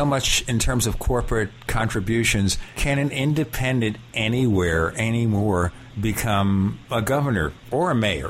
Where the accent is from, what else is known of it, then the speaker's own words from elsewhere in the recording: New York City, New York, United States; moved away; also born or lived in Minnesota; when I was a kid growing up in Brooklyn, New York